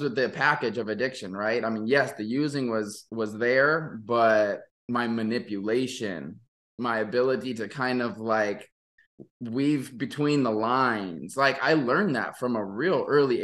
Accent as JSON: {"language": "English", "area": "Maui", "region": "Hawaii", "country": "United States", "tie": "born or raised there", "also_born_or_lived": "Oregon", "moved": "as an adult", "said": "I'm born and raised in Maui"}